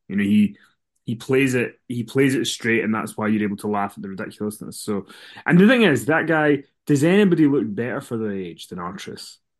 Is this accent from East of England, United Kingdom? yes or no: no; Scotland, United Kingdom; we're Scottish.